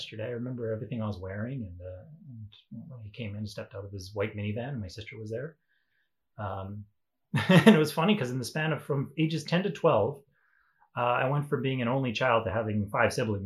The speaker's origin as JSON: {"language": "English", "town": "La Ronge", "region": "Saskatchewan", "country": "Canada", "tie": "born or raised there", "also_born_or_lived": "Sandy Bay, Saskatchewan / South Korea", "moved": "yes", "said": "I grew up in Treaty 10 territory, up in LaRonge and Sandy Bay, Saskatchewan, which is up in the north."}